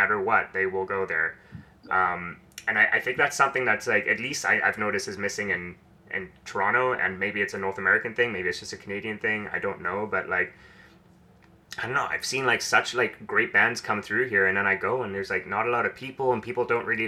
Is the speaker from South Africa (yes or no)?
yes; South Africa; moved away; also born or lived in Switzerland; I grew up in South Africa, and then my dad is Swiss, so I spend a lot of time in Switzerland